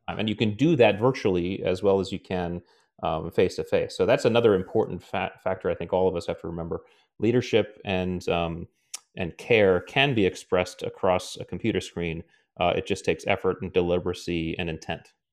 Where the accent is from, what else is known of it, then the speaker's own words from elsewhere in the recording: Connecticut, United States; I grew up in Connecticut